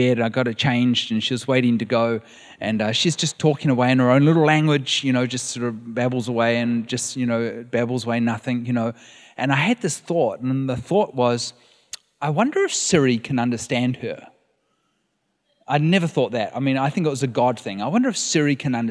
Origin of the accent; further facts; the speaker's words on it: New Zealand; moved away as an adult; now in California, United States; We are from New Zealand